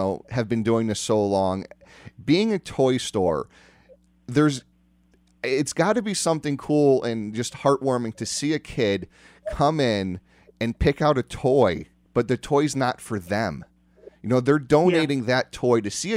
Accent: New Britain, Connecticut, United States; I grew up in New Britain a little bit back in the day.

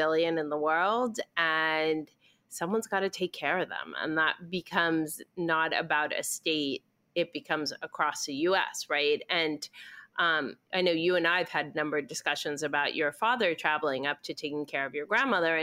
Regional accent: Argentina; moved away; I'm originally from Argentina

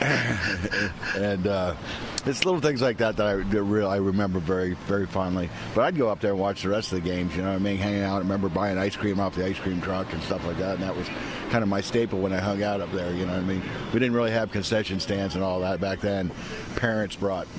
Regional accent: Miami, Florida, United States; I was growing up in Miami and in the Kendall area

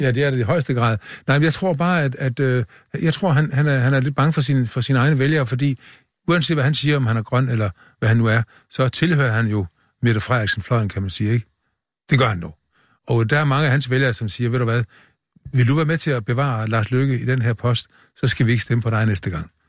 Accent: Funen, Southern Denmark, Denmark; vi er, vi er jo ikke sønderjyder. Vi er fynboer

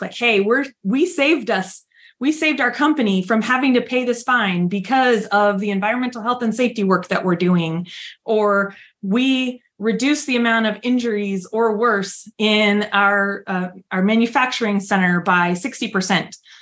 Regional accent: San Diego, California, United States; now in Fort Worth, United States; I grew up in San Diego

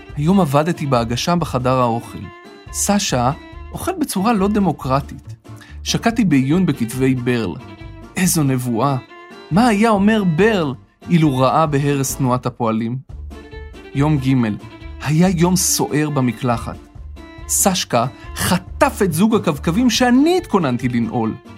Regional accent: a kibbutz in the Upper Galilee, Northern District, Israel; moved away as an adult; also born or lived in Tel Aviv; אני במקור מקיבוץ רחוק בגליל העליון

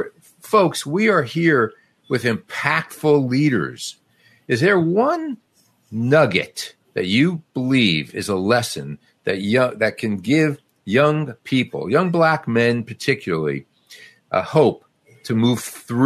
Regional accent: Newark, New Jersey, United States; I grew up in Newark, New Jersey, a tough neighborhood.

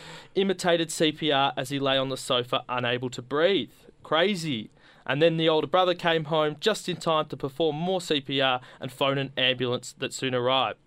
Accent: Geelong, Victoria, Australia; moved away; all the way from Geelong, your hometown, and originally my hometown

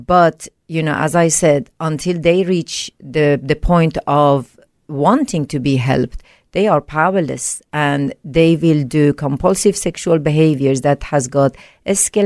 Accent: Sweden; English is a second language; moved away as an adult; also born or lived in Iran; now in Australia; at a young age, I moved to Sweden.

